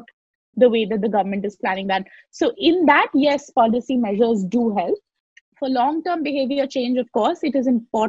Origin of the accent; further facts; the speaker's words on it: Lucknow, Uttar Pradesh, India; I grew up in Lucknow